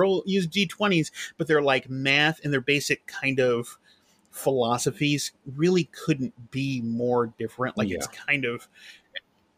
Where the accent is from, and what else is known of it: near Buffalo and Rochester, Western upstate New York, United States; born or raised there